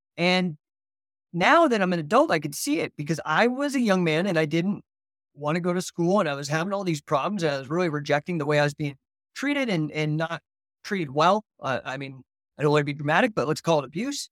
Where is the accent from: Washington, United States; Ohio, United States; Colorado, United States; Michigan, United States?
Colorado, United States; near Rocky Flats; I did grow up within ten miles of Rocky Flats here in Colorado